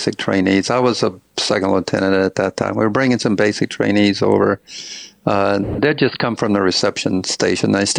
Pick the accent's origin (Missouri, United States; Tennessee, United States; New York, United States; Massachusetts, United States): Tennessee, United States; Kingsport; moved away as an adult; also born or lived in Arizona; now in Las Vegas, United States; I grew up in Kingsport